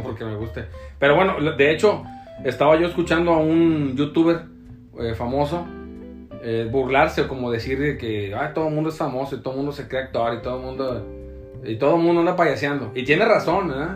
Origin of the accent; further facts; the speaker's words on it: Tepic, Nayarit, Mexico; now in Puerto Vallarta, Mexico; yo soy de Tepic Nayarit